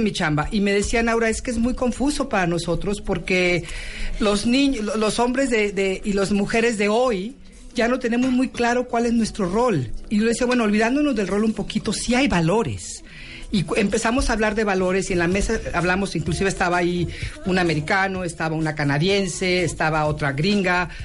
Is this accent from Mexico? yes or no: yes; Tabasco, Mexico; moved away as an adult; todos veníamos de Tabasco.